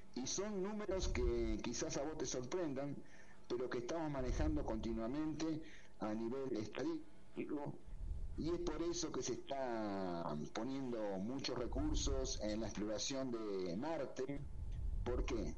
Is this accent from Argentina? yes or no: yes; Argentina; moved away as an adult; en el año 91 salí de Argentina